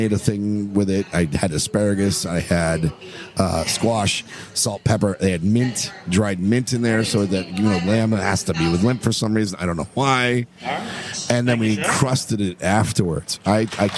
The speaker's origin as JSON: {"language": "English", "town": "Miami", "region": "Florida", "country": "United States", "said": "we're from Miami"}